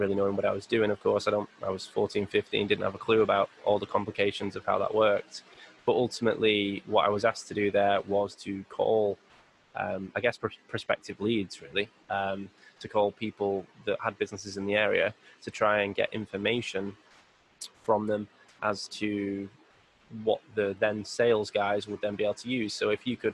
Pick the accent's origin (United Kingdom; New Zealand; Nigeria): United Kingdom; Bury, North West England; I grew up in a little area called Bury, which is the suburb of Manchester.